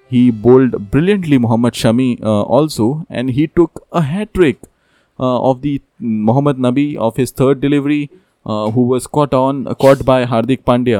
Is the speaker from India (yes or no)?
yes; India; As an Indian fan, India winning this match.